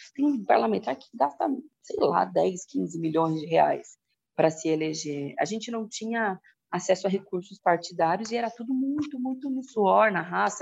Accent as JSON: {"language": "Portuguese", "town": "Presidente Prudente", "region": "São Paulo", "country": "Brazil", "moved": "as an adult", "lives_now": "São Paulo, Brazil", "said": "Eu sou do interior de São Paulo, de Presidente Prudente, me mudei para São Paulo quando eu passei na USP em letras"}